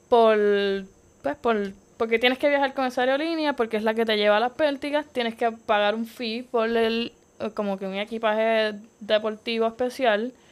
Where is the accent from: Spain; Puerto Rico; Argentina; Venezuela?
Puerto Rico; Viajé, o sea, de Puerto Rico viajamos yo y, bueno, Diamara y yo, otra compañera, este, teammate de Puerto Rico.